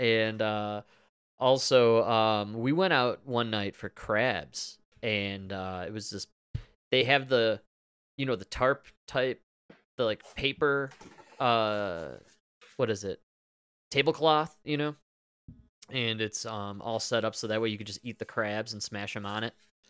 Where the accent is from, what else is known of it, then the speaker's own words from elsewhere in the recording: Chicago, Illinois, United States; I literally said out loud, I'm from Chicago.